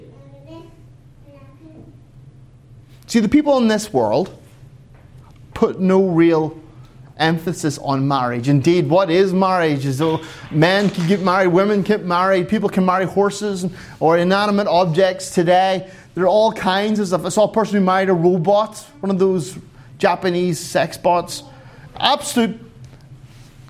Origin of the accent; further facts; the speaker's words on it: Ireland; now in Finland; I'm an Irishman